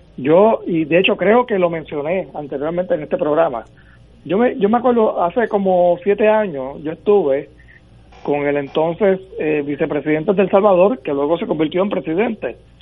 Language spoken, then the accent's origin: Spanish; Puerto Rico; Puerto Rico tiene una realidad y es que somos ciudadanos de los Estados Unidos